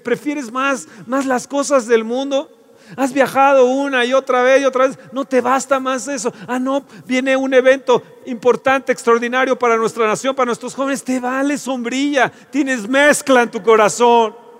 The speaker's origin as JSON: {"language": "Spanish", "country": "Mexico", "said": "Somos idólatras mexicanos"}